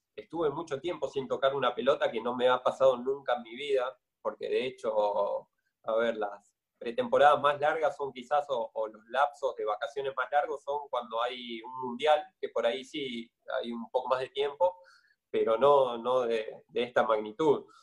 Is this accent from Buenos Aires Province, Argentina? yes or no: yes; Merlo, Buenos Aires Province, Argentina; moved away as an adult; also born or lived in Castelar; now in Rosario, Argentina; yo soy de Merlo, me mudé a Castelar